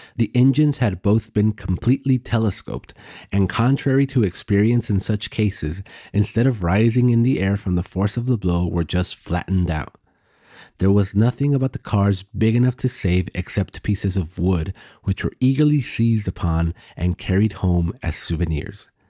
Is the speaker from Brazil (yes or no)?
no; Texas, United States; my home state of Texas